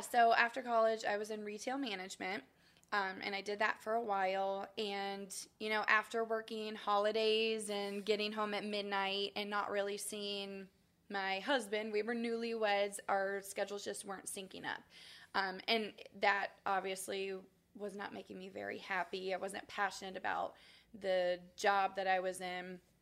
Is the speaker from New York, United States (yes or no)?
no; Springfield, Ohio, United States; moved away as an adult; also born or lived in Kentucky; now in Champaign, United States; I grew up in Springfield, Ohio, so okay. I am not a townie. Um, I'm a Buckeye.